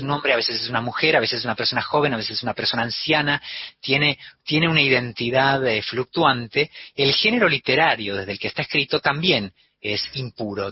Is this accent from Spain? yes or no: yes; Spain; also born or lived in Argentina; me eduqué en la escuela como un español